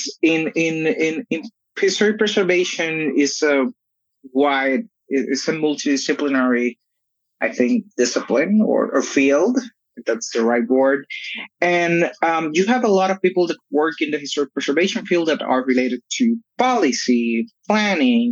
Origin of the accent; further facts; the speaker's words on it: Puerto Rico; So I'm from Puerto Rico. I live in Puerto Rico.